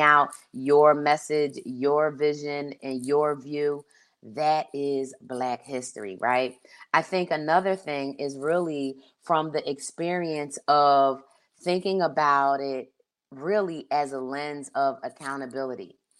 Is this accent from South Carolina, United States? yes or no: no; Philadelphia, Pennsylvania, United States; also born or lived in Delaware; now in Pacific Northwest, United States; I grew up in Philly